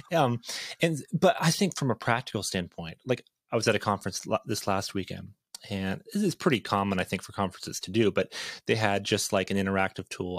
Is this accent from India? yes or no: no; Ontario, Canada; now in Idaho, United States; I grew up in a small town, uh, about eight hours north of Toronto